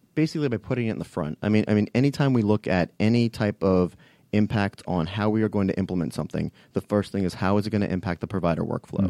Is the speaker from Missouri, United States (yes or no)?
no; Fairfax County, Virginia, United States; moved away as an adult; also born or lived in Washington, D.C.; now in Atlanta, United States; I grew up in Fairfax County. So, um, you know, lived there, uh, uh, for about eighteen years until I mo-, moved to Atlanta.